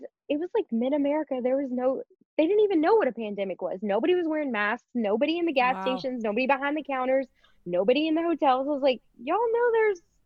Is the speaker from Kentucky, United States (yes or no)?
yes; Louisville, Kentucky, United States; moved away as an adult; I grew up in Louisville, which is still the biggest city in Kentucky